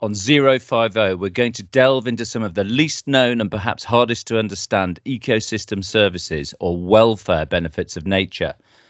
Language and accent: English; Wensleydale, Yorkshire and the Humber, United Kingdom; moved away; I'm from Wensleydale originally